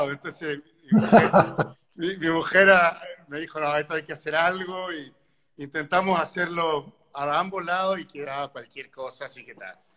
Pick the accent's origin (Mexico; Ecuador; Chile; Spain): Chile; Eh, sí, soy chileno.